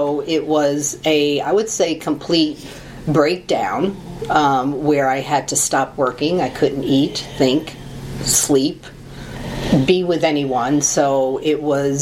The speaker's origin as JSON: {"language": "English", "town": "New York City", "region": "New York", "country": "United States", "tie": "born or raised there", "said": "I was born in Brooklyn. I'm a Brooklyn Italian girl"}